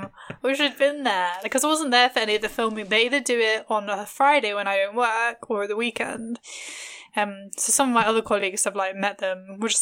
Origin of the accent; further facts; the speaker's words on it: London, United Kingdom; I grew up in London, so it was like even weirder, like it being like dead.